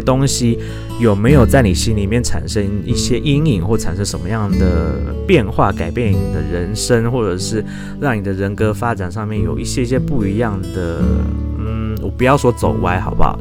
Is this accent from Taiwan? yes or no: yes; Taiwan; 我们自己身为台湾人